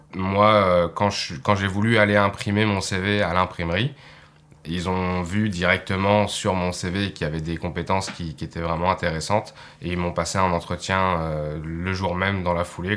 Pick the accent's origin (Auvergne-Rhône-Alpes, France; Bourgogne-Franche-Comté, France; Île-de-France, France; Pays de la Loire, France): Pays de la Loire, France; Nantes; moved away as an adult; now in Sainte-Anne-des-Monts, Canada; j'arrive de Nantes, une ville en dessous de la Bretagne, à l'ouest de la France, et maintenant j'habite à Sainte-Anne-des-Monts